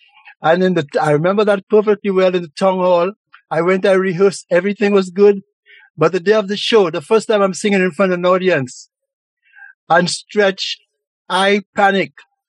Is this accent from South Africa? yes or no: no; St. Lucia; now in Montreal, Canada; growing up in St. Lucia